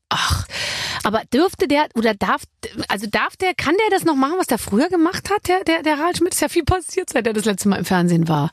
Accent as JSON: {"language": "German", "town": "Munich", "region": "Bavaria", "country": "Germany", "said": "Ich komme ja aus München"}